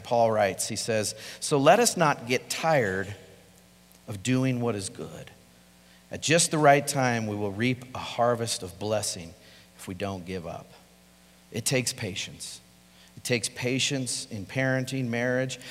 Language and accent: English; Colorado, United States; I'm from Colorado. I'm a native, born and raised here.